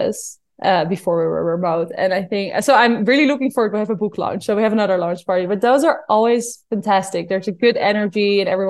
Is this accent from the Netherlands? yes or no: yes; Netherlands; I'm from Holland